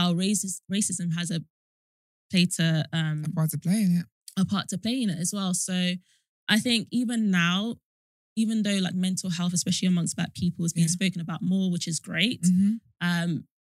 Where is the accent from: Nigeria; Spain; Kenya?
Nigeria; And because even within like, I'm Nigerian and yeah.